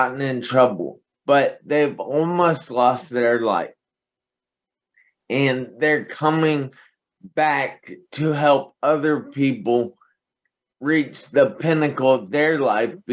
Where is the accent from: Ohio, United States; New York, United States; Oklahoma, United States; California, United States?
Ohio, United States; Piqua; I'm from Piqua, Ohio. It is a small town in north of Dayton, Ohio. And so my childhood was fantastic